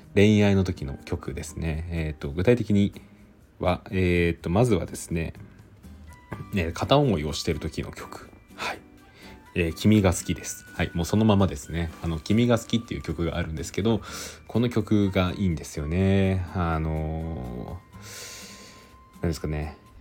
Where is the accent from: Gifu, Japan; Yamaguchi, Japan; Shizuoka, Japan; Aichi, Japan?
Aichi, Japan; 僕なんか愛知出身